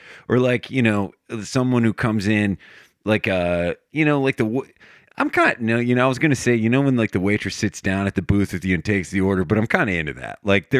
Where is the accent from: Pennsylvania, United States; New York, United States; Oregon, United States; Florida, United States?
Pennsylvania, United States; Scranton; moved away; I'm from Scranton originally.